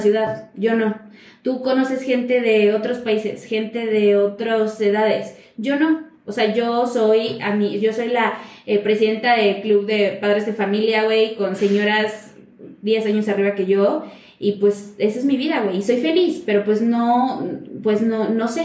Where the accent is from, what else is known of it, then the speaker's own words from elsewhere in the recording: Xicotepec, Puebla, Mexico; mi pueblo mágico llamado Jicotepec.